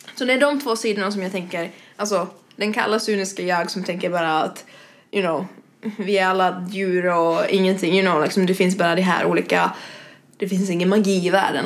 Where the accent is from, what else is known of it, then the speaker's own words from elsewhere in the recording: Espoo, Uusimaa, Finland; moved away as an adult; now in Stockholm, Sweden; bodde jag i Finland, i Esbo ja. ungefär Helsingfors-trakterna